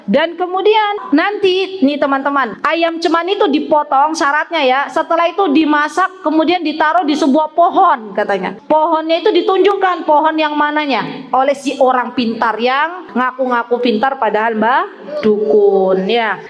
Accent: West Java, Indonesia; moved away; di tempat kami, di Jawa Barat.

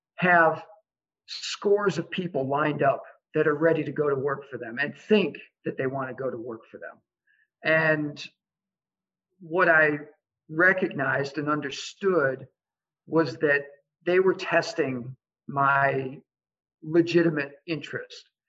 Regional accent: Iowa City, Iowa, United States; moved away as an adult; I grew up in Iowa City. Uh, so I'm back home after many years of being gone for education and career.

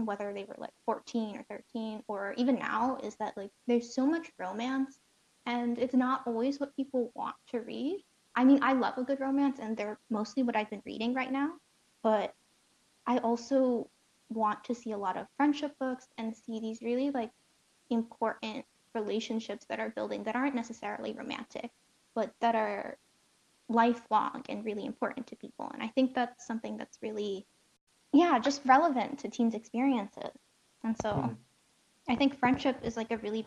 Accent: Indonesia; I'm not Malaysian, but I'm Indonesian

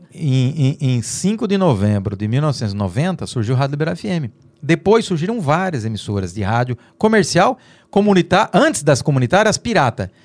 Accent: Dracena, São Paulo, Brazil; eu sou de Dracena

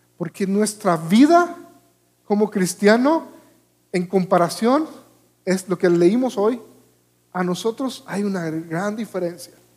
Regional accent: Panama; Yo vivía en Panamá, soy panameño

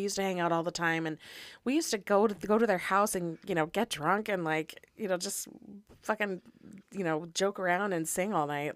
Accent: United States; I am an American

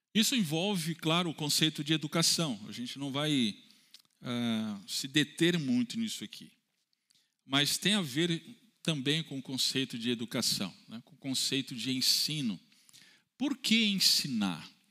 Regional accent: Brasília, Federal District, Brazil; also born or lived in Barbacena, Minas Gerais; Eu fui criado na Igreja Batista da Asa Norte, em Brasília

